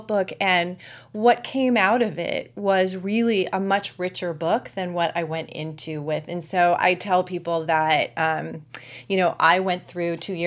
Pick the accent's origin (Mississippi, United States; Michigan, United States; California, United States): California, United States; Anaheim; also born or lived in Massachusetts; I grew up in Anaheim, which was like a block and a half from Disneyland